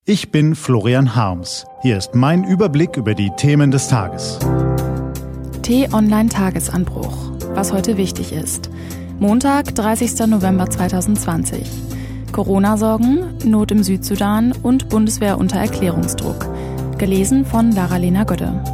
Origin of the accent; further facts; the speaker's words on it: Germany; Hier bei uns in Deutschland